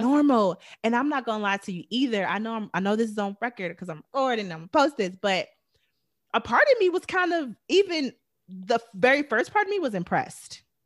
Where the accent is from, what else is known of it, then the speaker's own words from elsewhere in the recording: Chicago, Illinois, United States; moved away; I came from Chicago